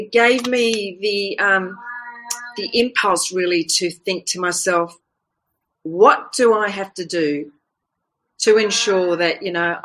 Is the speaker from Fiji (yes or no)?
yes; Fiji; I was born in the Fiji Islands